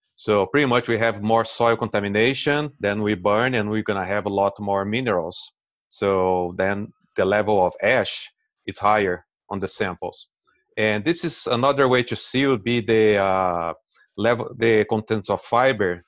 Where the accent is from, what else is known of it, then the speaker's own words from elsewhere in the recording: Brazil; English is a second language; moved away as an adult; also born or lived in Delaware, United States; now in United States; As you can see on the accent, I'm originally from Brazil